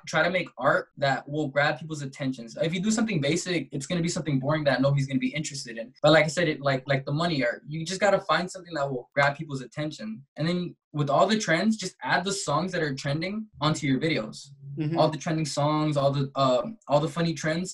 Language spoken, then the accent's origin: English; Compton, California, United States; I'm an artist from Compton, California